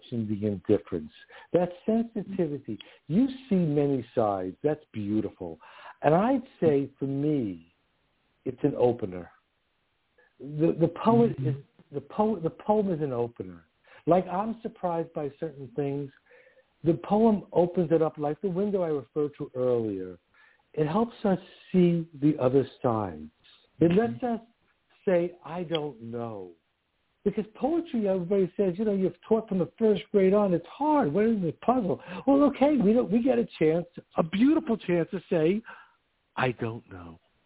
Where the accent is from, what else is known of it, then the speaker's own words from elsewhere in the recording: New York City, New York, United States; accent: New York; you could hear I'm from New York. I'm from Queens